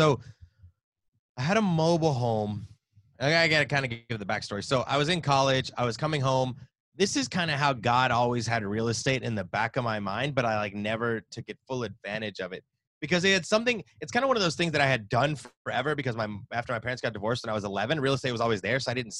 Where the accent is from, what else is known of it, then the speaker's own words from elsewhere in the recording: the South, United States; Come on, I'm born and raised in the South. Come on now.